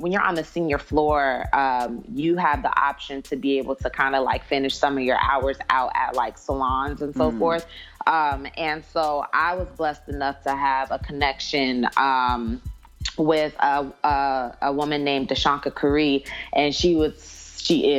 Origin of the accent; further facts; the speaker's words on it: San Diego, California, United States; now in Atlanta, United States; I'm from San Diego at that.